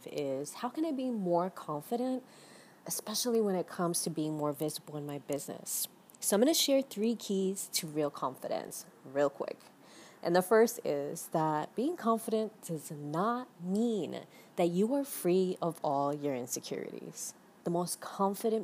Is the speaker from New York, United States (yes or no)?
yes; New York City, New York, United States; now in Miami, United States; I was born and raised in the Bronx, and I'm currently based on a small beachside town here in Miami